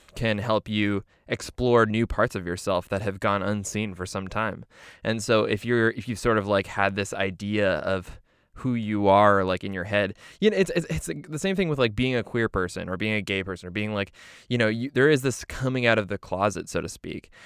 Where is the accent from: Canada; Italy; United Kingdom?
Canada; we're Canadian